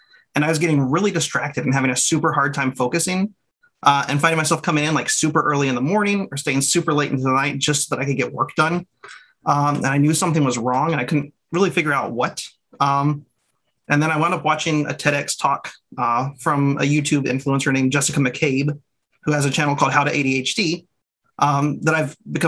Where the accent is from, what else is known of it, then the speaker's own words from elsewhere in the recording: Texas, United States; I go by he, him. I'm originally from Texas.